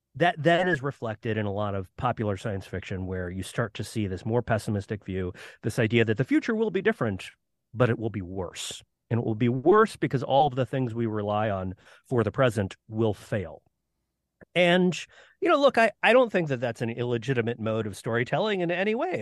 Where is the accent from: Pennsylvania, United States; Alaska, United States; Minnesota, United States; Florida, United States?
Florida, United States; I grew up in Florida